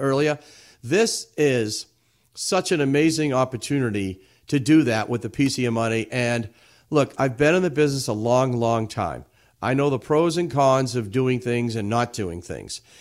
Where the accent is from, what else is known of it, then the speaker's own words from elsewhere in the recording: Everett, Massachusetts, United States; I grew up in the city of Everett